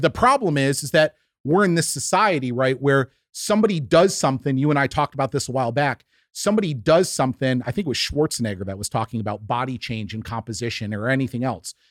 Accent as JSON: {"language": "English", "region": "New York", "country": "United States", "tie": "born or raised there", "said": "growing up in the Northeast in New York, Italian family"}